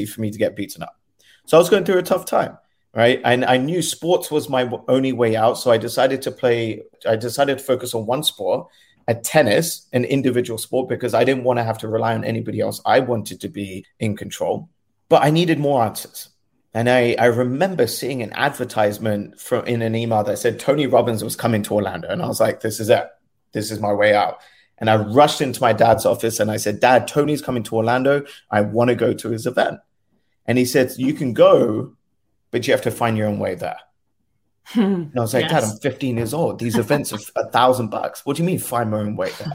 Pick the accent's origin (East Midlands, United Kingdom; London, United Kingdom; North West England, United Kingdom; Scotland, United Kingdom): London, United Kingdom; I was born and raised in London. My family lived in South Kensington.